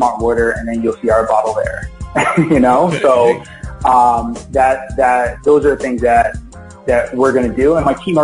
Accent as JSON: {"language": "English", "town": "Philadelphia", "region": "Pennsylvania", "country": "United States", "tie": "born or raised there", "said": "I grew up in Philadelphia."}